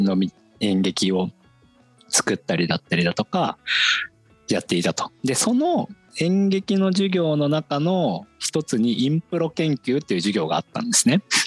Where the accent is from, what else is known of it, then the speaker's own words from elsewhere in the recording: Ichinomiya, Aichi, Japan; moved away as an adult; also born or lived in Tokyo; 僕出身は愛知県で、愛知県の尾張一宮っていうところが出身なんですけど